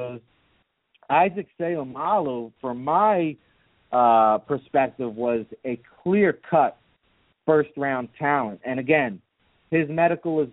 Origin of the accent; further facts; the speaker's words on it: New Jersey, United States; I'm from Jersey